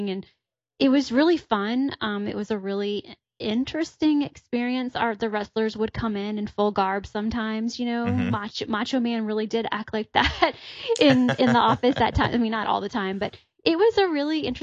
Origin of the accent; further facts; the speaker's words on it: Richmond, Virginia, United States; moved away as an adult; also born or lived in Atlanta, Georgia; I'm from Richmond, Virginia. I moved to Atlanta